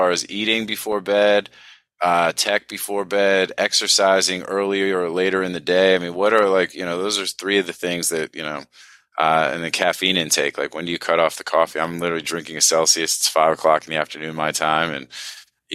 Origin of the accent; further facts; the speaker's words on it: United States; growing up in the United States